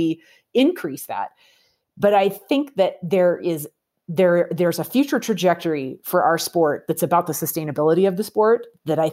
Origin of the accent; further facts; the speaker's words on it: Pacific Northwest, United States; I grew up in the Pacific Northwest